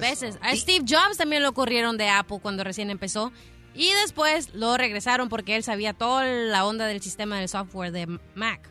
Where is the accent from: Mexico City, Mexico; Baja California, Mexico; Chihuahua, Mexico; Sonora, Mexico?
Baja California, Mexico; Mexicali; moved away; yo nací en Mexicali